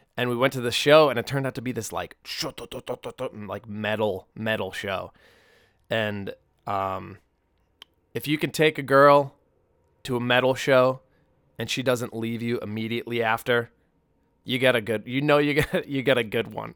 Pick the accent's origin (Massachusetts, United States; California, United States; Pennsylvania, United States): Massachusetts, United States; Peabody; moved away; I grew up in Peabody